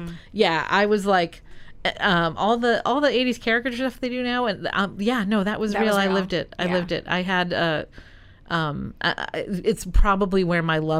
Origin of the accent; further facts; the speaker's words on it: New England, United States; we're from New England people.